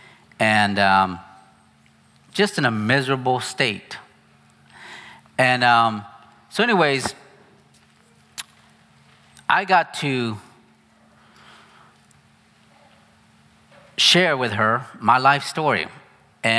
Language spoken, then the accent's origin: English; United States; moved away as an adult; I'm very American, actually.